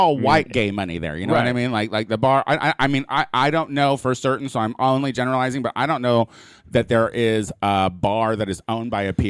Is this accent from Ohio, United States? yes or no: no; Illinois, United States; moved away; also born or lived in Chicago; I am originally from Illinois, and I lived in Chicago for quite some time.